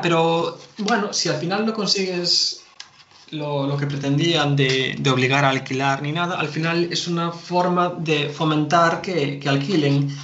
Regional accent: Galicia, Spain; nosotros somos de Galicia

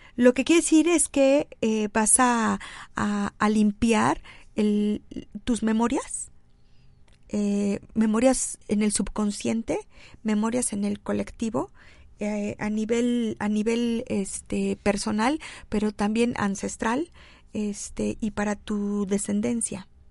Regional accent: Xalapa, Veracruz, Mexico; soy de Jalapa

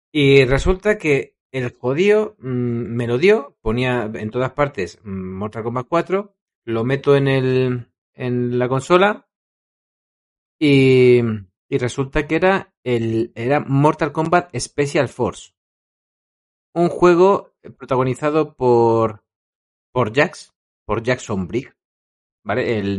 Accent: Madrid, Community of Madrid, Spain; Claro, yo como soy de Madrid, pues no hay videoclub en el pueblo que te haga chanchullos.

